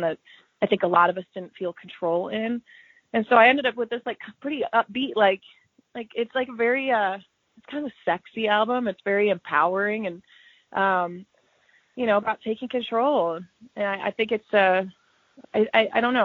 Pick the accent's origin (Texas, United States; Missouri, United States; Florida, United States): Missouri, United States; Kansas City; growing up in Kansas City